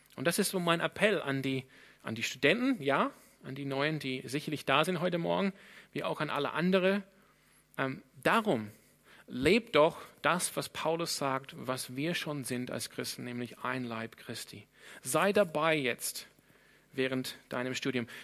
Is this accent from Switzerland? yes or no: no; Sydney, New South Wales, Australia; German is a second language; now in Freiburg, Germany; Ich komme ursprünglich aus Sydney in Australien und bin einer der Pastoren hier.